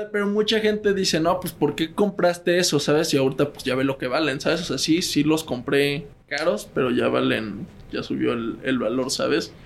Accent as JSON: {"language": "Spanish", "region": "Mexico City", "country": "Mexico", "also_born_or_lived": "Spain", "said": "yo soy de Ciudad de México"}